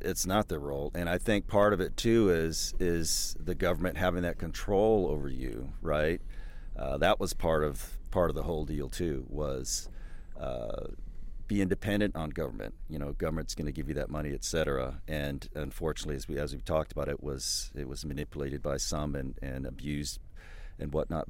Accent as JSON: {"language": "English", "region": "Southern California", "country": "United States", "tie": "born or raised there", "also_born_or_lived": "Bay Area, California", "moved": "as an adult", "lives_now": "Absarokee, United States", "said": "I grew up in Southern California when it was once rural back in the 60s and 70s"}